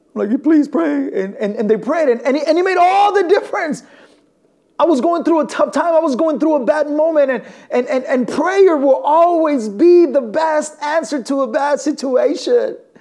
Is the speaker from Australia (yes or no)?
no; northern Mexico, Mexico; now in Elgin, United States; I was born and raised in Mexico and I come from the northern part of Mexico